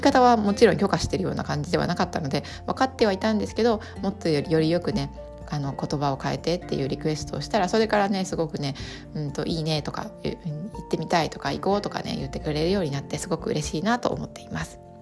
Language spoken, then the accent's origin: Japanese; Japan; first language Japanese; 母国語が同じ日本人同士でも